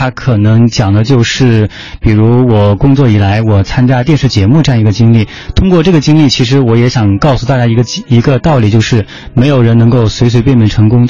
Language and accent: Chinese; Hengyang, Hunan, China; 因为我家乡一开始是在湖南衡阳乡下一个小村里面嘛，然后因为我爸爸是那个镇中心小学的一名厨师，一名大师傅嘛，所以后来到初中的时候，我们家就搬到了镇上。